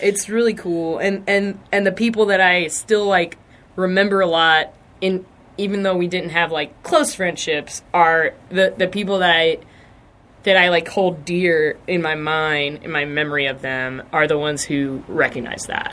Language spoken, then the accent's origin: English; Lancaster, South Carolina, United States; I'm from Lancaster, South Carolina, like right across the border.